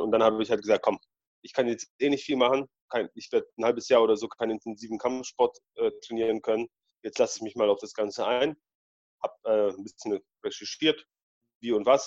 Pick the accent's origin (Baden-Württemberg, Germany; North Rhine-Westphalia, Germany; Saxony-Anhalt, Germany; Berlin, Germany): Baden-Württemberg, Germany; Balingen; also born or lived in Poland; ich bin ja in Polen geboren und in Deutschland aufgewachsen